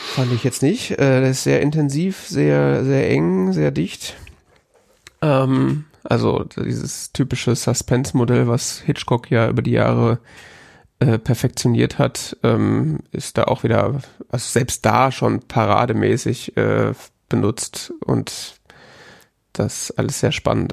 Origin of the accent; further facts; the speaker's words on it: West Germany, Germany; als Wessi